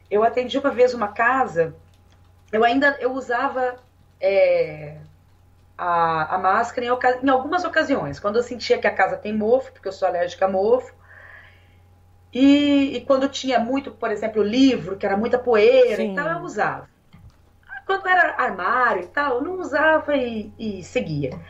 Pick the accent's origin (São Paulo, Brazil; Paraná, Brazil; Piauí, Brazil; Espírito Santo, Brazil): Paraná, Brazil; Curitiba; É, eu vim de Curitiba. É, e em Curitiba, a gente, é, enfim, é um outro ambiente, né? Assim, uma outra cultura e tal.